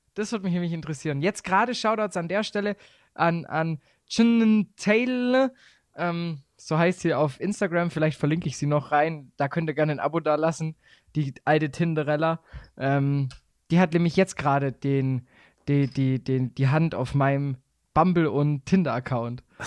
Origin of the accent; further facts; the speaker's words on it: Swabia, Baden-Württemberg, Germany; accent: Swabian; moved away as an adult; now in Bavaria, Germany; als Schwabe